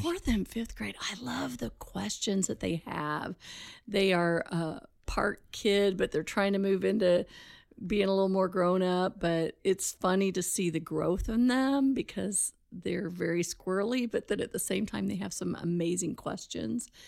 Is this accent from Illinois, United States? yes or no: yes; Charleston, Illinois, United States; also born or lived in Altamont, Illinois; I grew up in Charleston, Illinois